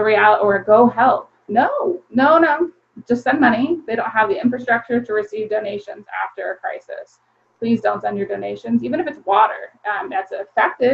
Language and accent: English; Maryland, United States; moved away as an adult; now in Chester, Pennsylvania, United States; I did not grow up in Pennsylvania. I'm from Maryland